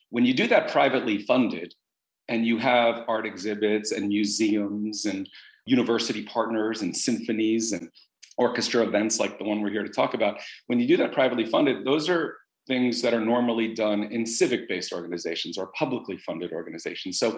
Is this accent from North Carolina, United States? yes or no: no; Los Angeles, California, United States; we're, we're from Los Angeles, moved here after we bought the site